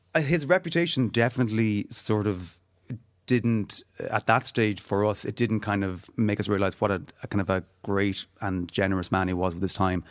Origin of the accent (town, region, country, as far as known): Galway, Connacht, Ireland; born or raised there; also born or lived in Donegal